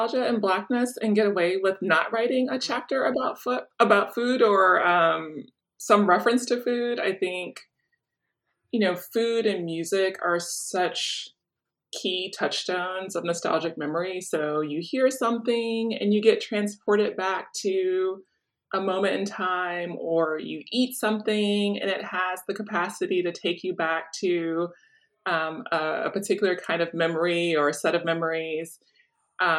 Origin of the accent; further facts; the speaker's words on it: Chicago, Illinois, United States; I grew up in Chicago in the Hyde Park community.